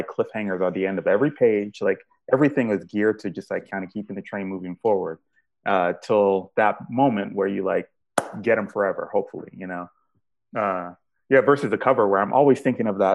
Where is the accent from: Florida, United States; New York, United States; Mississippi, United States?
Florida, United States; Miami; growing up in Miami, Florida